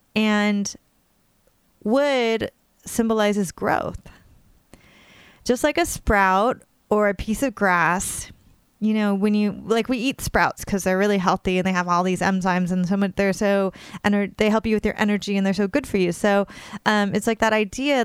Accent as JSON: {"language": "English", "region": "California", "country": "United States", "tie": "born or raised there", "moved": "yes", "lives_now": "New York, United States", "said": "I grew up in California and I now live on the other coast in New York, literally along the East River"}